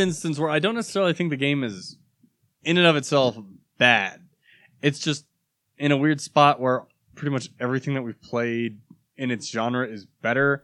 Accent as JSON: {"language": "English", "country": "United States", "said": "I am an American"}